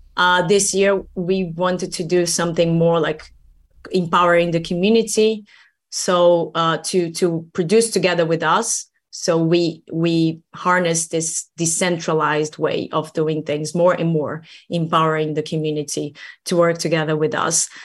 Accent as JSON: {"language": "English", "country": "Brazil", "moved": "yes", "lives_now": "Helsinki, Finland", "said": "I'm, I'm from Brazil originally"}